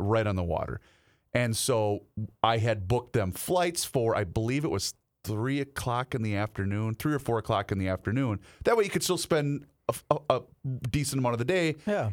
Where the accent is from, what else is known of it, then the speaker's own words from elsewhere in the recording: Faribault, Minnesota, United States; my hometown of Faribault